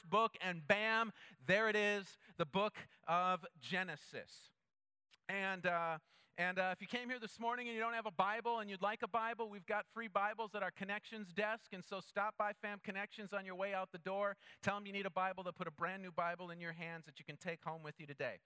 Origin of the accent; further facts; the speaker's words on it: Minnesota, United States; growing up in Minnesota